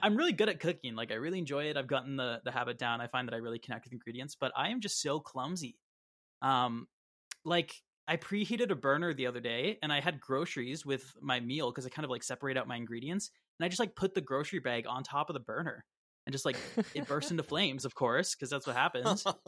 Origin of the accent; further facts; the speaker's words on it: Brampton, Ontario, Canada; I grew up in Brampton